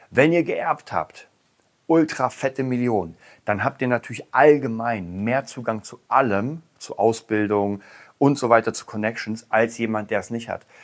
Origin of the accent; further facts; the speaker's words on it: Berlin, Germany; ich komme aus Berlin, hier gibt es eine ganze Menge Penner.